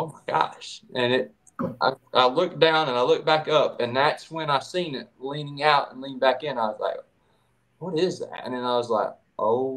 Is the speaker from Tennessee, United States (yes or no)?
yes; East Tennessee, United States; I'm from East Tennessee, born and raised.